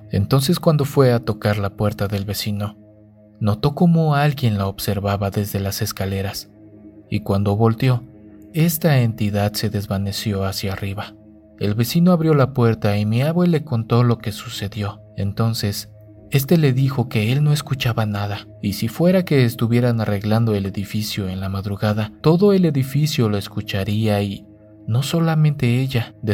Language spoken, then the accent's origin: Spanish; Monterrey, Nuevo León, Mexico; Yo soy de Monterrey, pero tengo familia en Irapuato.